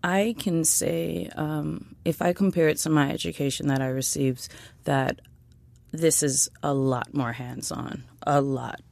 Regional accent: New York City, New York, United States; I grew up in East Flatbush, Brooklyn.

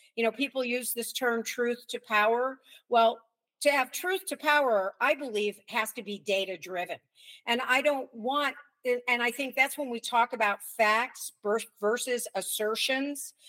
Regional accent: United States; we in America

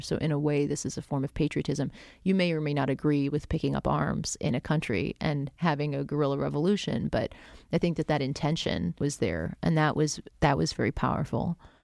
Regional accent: South Florida, United States; I grew up in South Florida

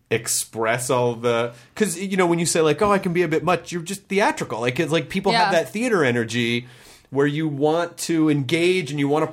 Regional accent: Southern US, United States; No, I grew up in the South. There are people who talk that way.

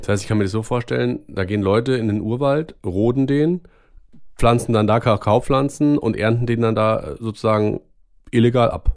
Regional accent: Germany; bei uns in Deutschland

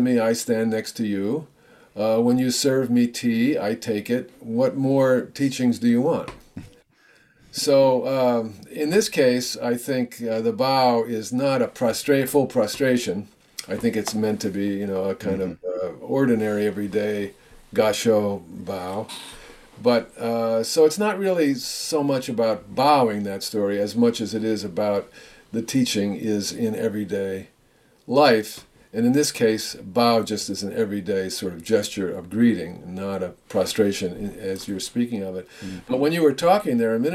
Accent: United States; I'm an American too.

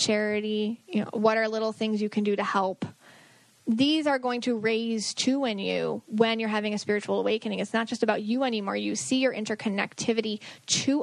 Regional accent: Buffalo, New York, United States; I'm from Buffalo

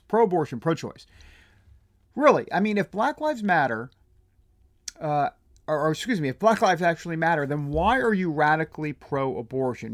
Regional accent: New Jersey, New York tri-state area, United States; I'm from the New Jersey, New York, tri-state area

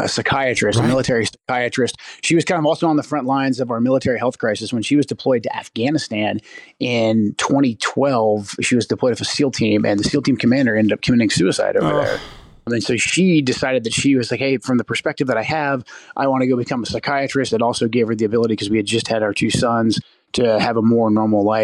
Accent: Pacific Northwest, United States; I'm from the Pacific Northwest, and I moved my family back here to get closer to my parents.

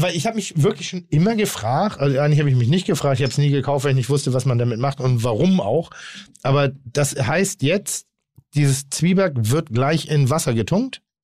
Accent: Schleswig-Holstein, Germany; now in Hamburg, Germany; Ich bin in Schleswig-Holstein groß geworden.

